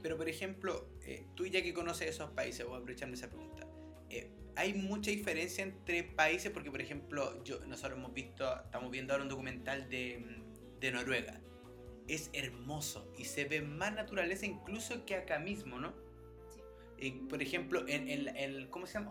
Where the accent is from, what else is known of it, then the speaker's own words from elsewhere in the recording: Chile; moved away as an adult; now in Sweden; nosotros como chilenos alcohólicos